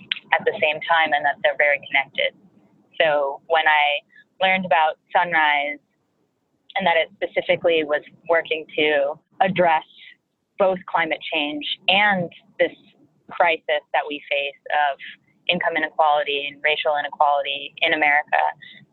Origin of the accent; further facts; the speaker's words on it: Boston, Massachusetts, United States; moved away as an adult; also born or lived in California; now in New York City, United States; I grew up in Boston and went to school in California and now live in New York City